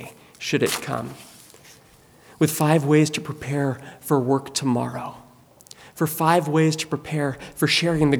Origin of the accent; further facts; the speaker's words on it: United States; American Christians